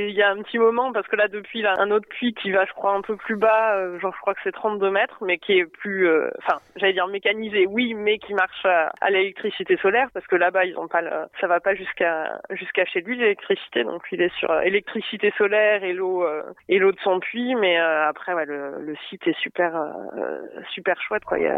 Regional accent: M'Hamid El Ghizlane, Drâa-Tafilalet, Morocco; C'est Mahamid. Mahamid El Riflan, et en fait, c'est le dernier village euh, aux portes du désert.

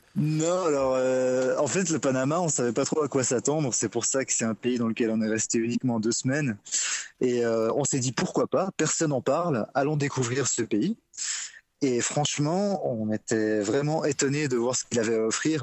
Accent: Switzerland; je suis suisse

